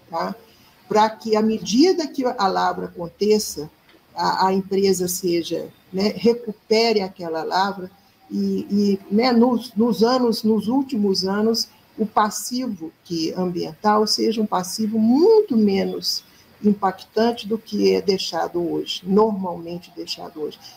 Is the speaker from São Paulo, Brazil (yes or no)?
no; Minas Gerais, Brazil